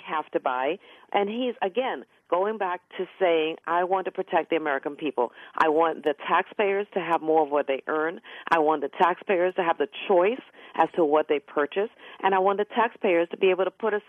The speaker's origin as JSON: {"language": "English", "country": "Trinidad & Tobago", "tie": "born or raised there", "moved": "yes", "lives_now": "United States", "said": "I'm an immigrant. My parents came to this country. I was born in Trinidad, West Indies, and my parents migrated to this country for the opportunities it offered"}